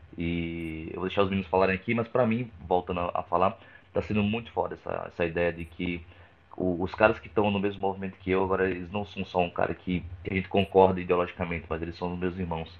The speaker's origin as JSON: {"language": "Portuguese", "region": "Rio Grande do Norte", "country": "Brazil", "moved": "yes", "lives_now": "São Paulo, Brazil", "said": "eu já gravei lá no meu estado, no Rio Grande do Norte, mas eu gravo bastante em São Paulo, que é onde eu moro atualmente"}